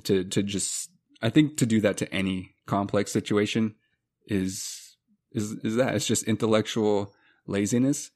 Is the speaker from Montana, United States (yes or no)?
yes; Montana, United States; growing up in Montana